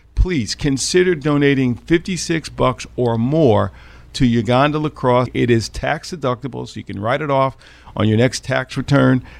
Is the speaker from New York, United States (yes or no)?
yes; Westchester County, New York, United States; growing up playing lacrosse in Westchester County early on, where you could not buy a stick in my town